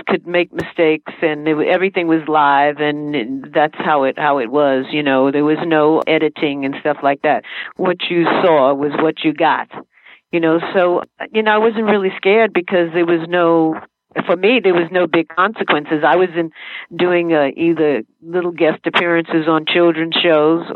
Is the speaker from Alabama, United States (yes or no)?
no; New York City, New York, United States; I am an uptown girl in New York City, born and raised in Washington Heights